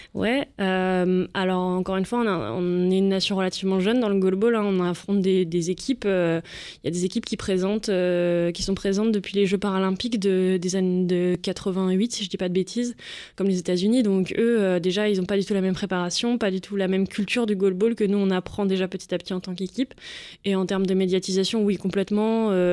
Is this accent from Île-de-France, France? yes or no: no; Lyon, Auvergne-Rhône-Alpes, France; je fais partie du club du CSAVH Lyon, donc je suis lyonnaise.